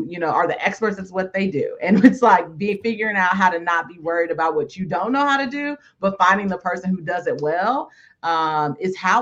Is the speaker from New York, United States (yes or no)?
no; California, United States; I grew up in California